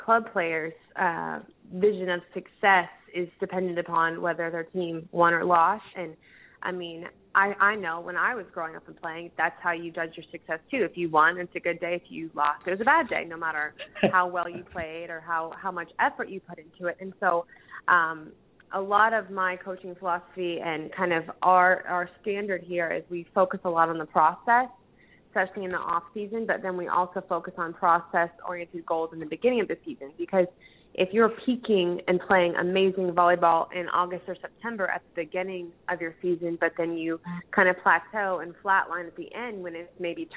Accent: Orlando, Florida, United States; also born or lived in Macon, Georgia / Villanova, Pennsylvania / Columbia, South Carolina; now in Jacksonville, United States; I grew up in Orlando

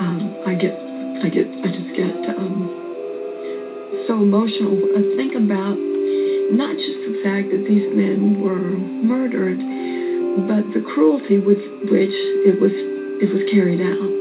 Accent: Monticello, Georgia, United States; I grew up in Monticello, Georgia, which is a small town about 90 miles south of Atlanta

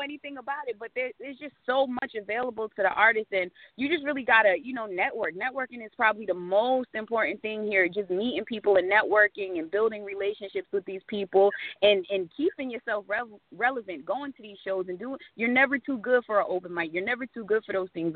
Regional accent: Providence, Rhode Island, United States; now in Fayetteville, United States; I was raised um for the majority of my life in Providence, Rhode Island

